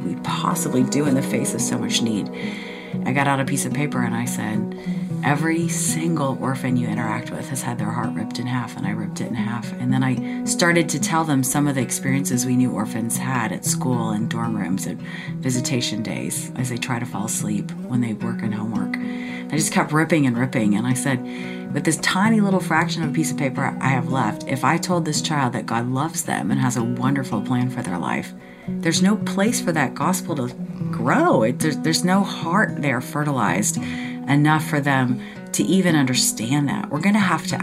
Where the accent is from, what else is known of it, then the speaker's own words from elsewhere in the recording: Cincinnati, Ohio, United States; moved away as an adult; also born or lived in Indiana; I was born in Indiana, but I spent most of my childhood in Cincinnati, Ohio